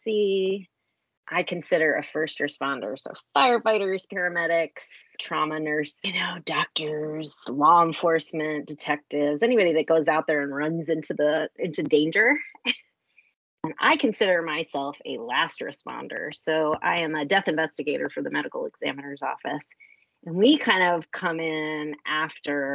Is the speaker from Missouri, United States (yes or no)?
no; DC/Baltimore region, Maryland, United States; also born or lived in Colorado / Texas / New York City; I am originally from Maryland and grew up in the DC, Baltimore region